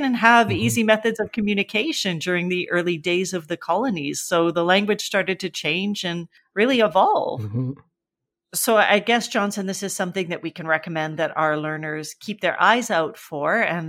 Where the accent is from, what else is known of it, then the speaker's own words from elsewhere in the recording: Canada; I had grown up with bartender growing up in Canada and never even thought about it.